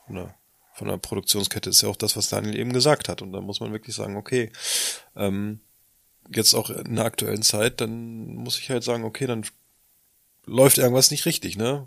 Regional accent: Lower Saxony, Germany; bei uns in Niedersachsen

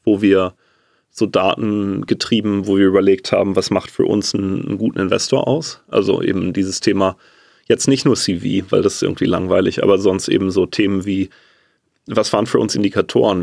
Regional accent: Germany; als Deutscher

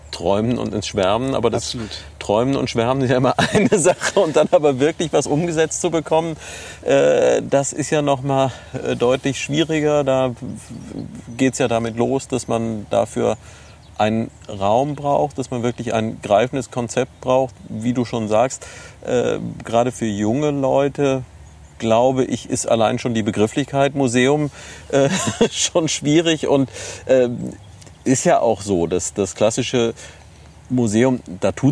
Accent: Neuwied, Rhineland-Palatinate, Germany; Nein, ich komme aus Neuwied.

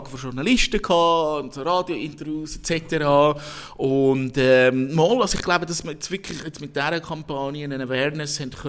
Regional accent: Switzerland; Und wir natürlich als Schweizer sagen, ja.

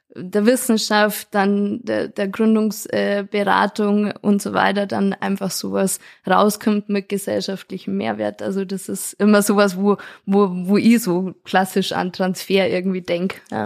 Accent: Lenggries, Bavaria, Germany; now in Bad Tölz, Germany; als äh, gebürtige Lengrieserin und jetzt Bad Tölzer Bürgerin

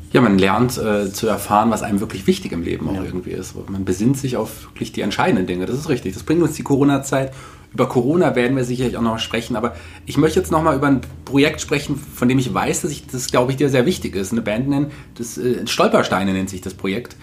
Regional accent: Fulda, Hesse, Germany; als gebürtiger Fuldaer

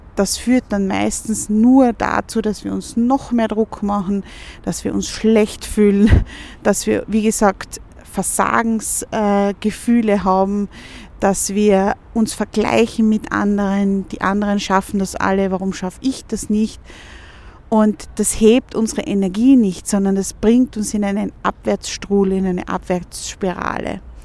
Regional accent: Vienna, Austria; gerade bei uns in Wien jetzt

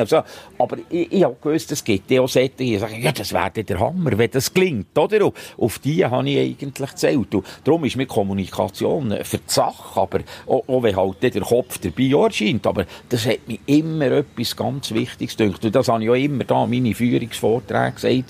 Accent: Gielen, Bern, Switzerland; wir sind alle aus Gielen

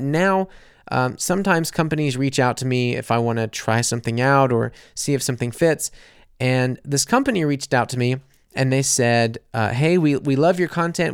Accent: United States; moved away as an adult; also born or lived in New Orleans; now in Munich, Germany; a silly American living in Munich

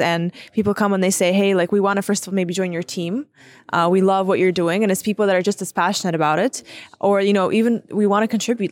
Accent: Ukraine; the first generations that's growing up in Ukraine

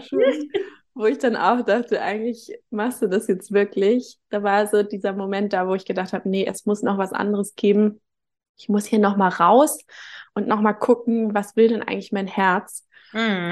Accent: Hamburg, Germany; moved away as an adult; now in Gran Canaria, Spain; bin geboren und aufgewachsen in Hamburg

